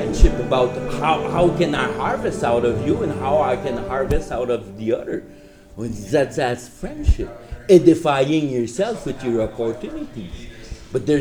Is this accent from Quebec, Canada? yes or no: yes; Quebec, Canada; moved away as an adult; also born or lived in Fort McMurray; now in Vancouver, Canada; I'm from Quebec. I've been here since 2002